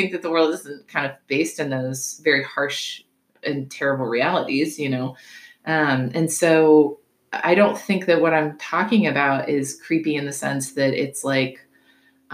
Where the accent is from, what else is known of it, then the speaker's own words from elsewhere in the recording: the South, United States; I'm from the South. Like, I was raised with bias.